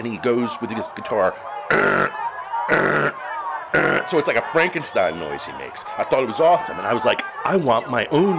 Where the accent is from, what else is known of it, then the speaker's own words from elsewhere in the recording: New Jersey, United States; We're all from New Jersey.